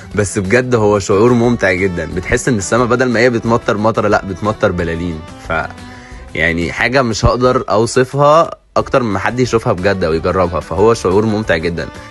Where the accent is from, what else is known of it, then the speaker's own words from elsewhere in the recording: Egypt; احنا كمصريين